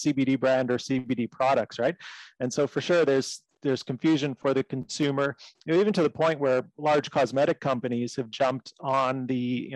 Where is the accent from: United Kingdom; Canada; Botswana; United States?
Canada; I'm Canadian. So in Canada, we had this legalization of medical cannabis